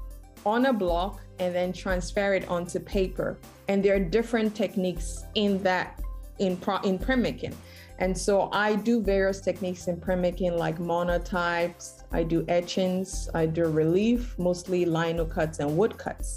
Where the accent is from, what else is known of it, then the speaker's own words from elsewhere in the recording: Ghana; moved away as an adult; also born or lived in Texas, United States; now in Houston, United States; I am originally from Ghana, West Africa, so that's where I grew up.